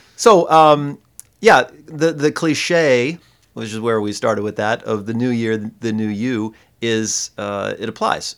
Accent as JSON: {"language": "English", "region": "Michigan", "country": "United States", "said": "I'm from Michigan"}